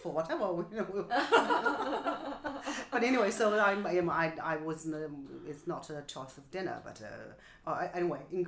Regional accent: Nanjing, Jiangsu, China; English is a second language; now in Beijing, China; So I was born in Nanjing on the banks of Yangtze River. And I grew up in a residential compound which belonged to the factory my mother worked for all her life

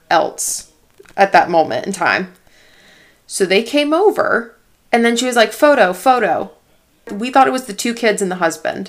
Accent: North Carolina, United States; North Carolina

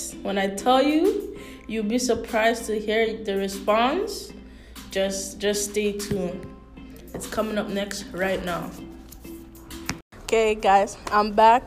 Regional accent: St. Lucia; I love my homeland. Like, I'm from St. Lucia, like I love my homeland

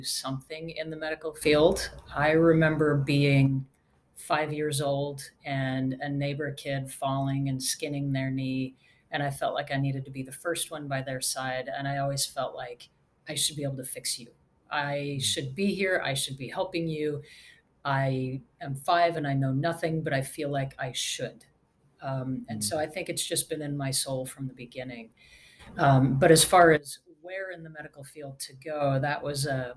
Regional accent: Redwood City, California, United States; moved away as an adult; also born or lived in Salt Lake City, Utah; now in Nashville, United States; I actually grew up in California in the San Francisco Bay Area, a little bit south of San Francisco in a town called Redwood City.

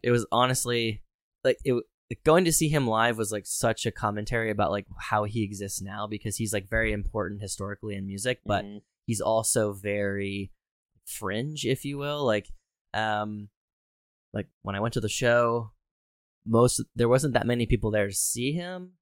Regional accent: Harrisburg, Pennsylvania, United States; born or raised there

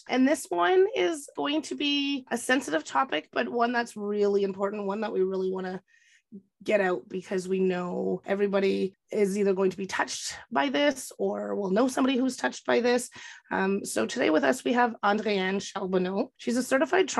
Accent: Kapuskasing, Ontario, Canada; my hometown, Kapuskasing

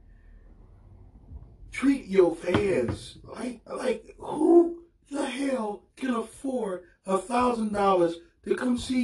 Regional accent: Milwaukee, Wisconsin, United States; here in my hometown

